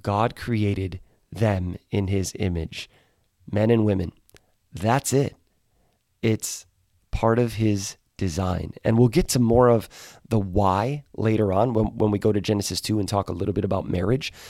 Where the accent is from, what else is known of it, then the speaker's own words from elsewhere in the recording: right outside of Milwaukee, Wisconsin, United States; I grew up in Wisconsin, right outside of Milwaukee.